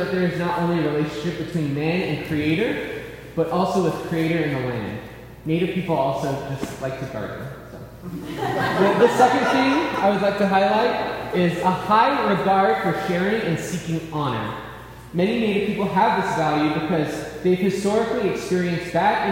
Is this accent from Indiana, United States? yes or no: no; Tahajali, New Mexico, United States; now in Albuquerque, United States; I currently live in Albuquerque, New Mexico, but I grew up and I'm from Tahajali, New Mexico